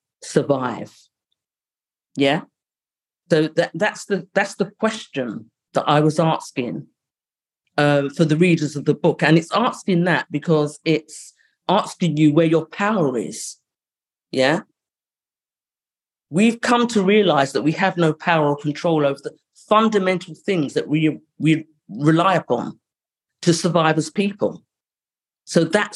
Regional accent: London, United Kingdom; I grew up in Highbury, which was a money area

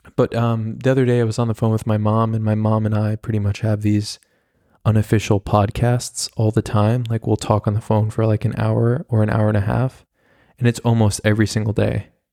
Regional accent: United States

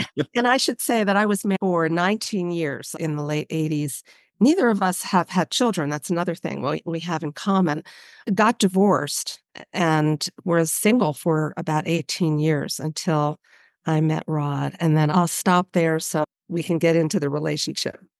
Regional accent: Baltimore, Maryland, United States; moved away as an adult; also born or lived in Boston / Bay Area, California; I grew up in Baltimore, Maryland

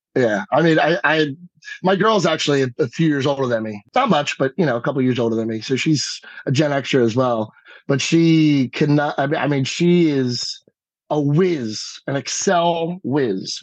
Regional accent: Stratford, New Jersey, United States; moved away as an adult; also born or lived in California / South Carolina / New York; I'm back here, right here in Stratford, New Jersey

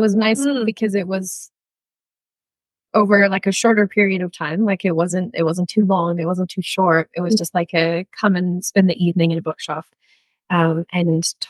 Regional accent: Canada; now in New Zealand; I grew up in Canada

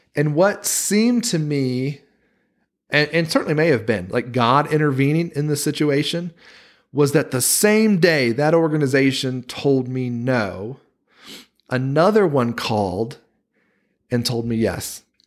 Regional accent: Wilmington, North Carolina, United States; moved away as an adult; now in Utah, United States; that church where I grew up in Wilmington, North Carolina

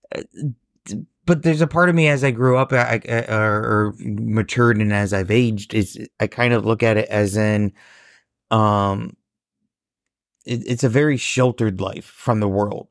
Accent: Warsaw, Indiana, United States; me growing up in a small Midwestern town

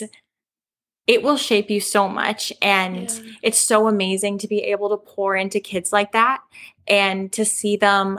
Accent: Calgary, Alberta, Canada; I'm from Calgary, Alberta

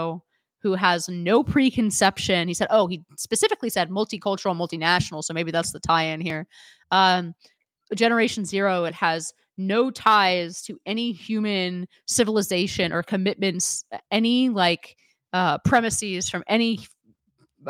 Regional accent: Silicon Valley, California, United States; growing up in Silicon Valley

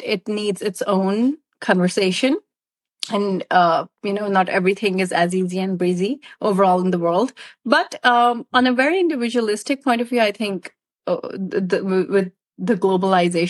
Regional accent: Pakistan; I'm from Pakistan

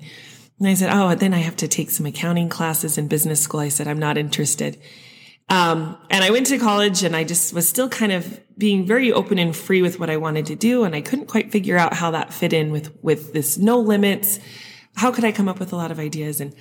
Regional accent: Sandy, Utah, United States; I grew up in Utah, in Sandy

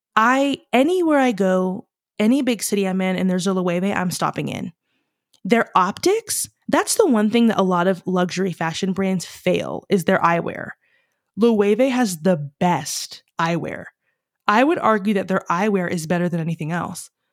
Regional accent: Staunton, Virginia, United States; moved away; also born or lived in Charlottesville, Virginia / New Mexico / Los Angeles; I am born and raised in Virginia. Born in Charlottesville, grew up kind of in Stanton

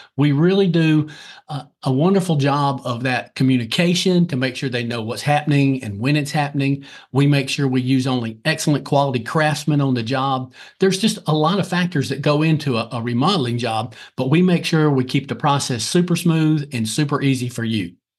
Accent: Lancaster, South Carolina, United States; originally, I'm from Lancaster, South Carolina

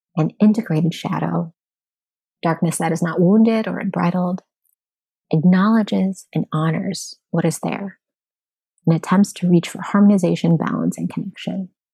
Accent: United States; As an American society

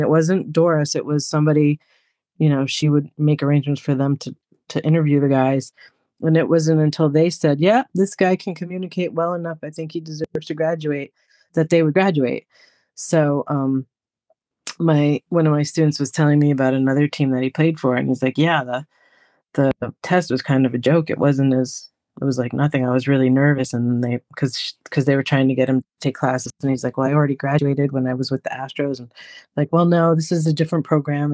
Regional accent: New York, United States; I'm from New York

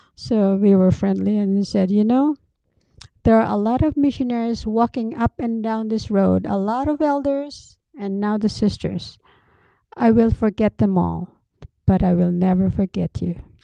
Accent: Philippines; I'm just a Filipino

